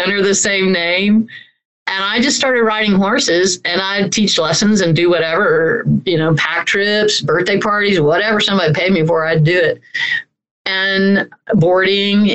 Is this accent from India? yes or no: no; Orlando, Florida, United States; I grew up in Central Florida, in a uh, right outside of Orlando, Florida